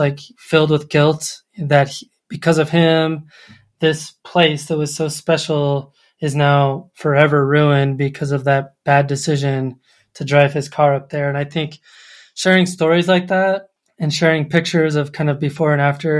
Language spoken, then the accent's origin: English; Colorado Springs, Colorado, United States; moved away; I grew up in Colorado Springs